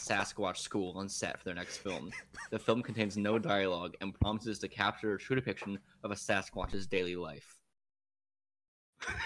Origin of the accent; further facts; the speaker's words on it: United States; we're all American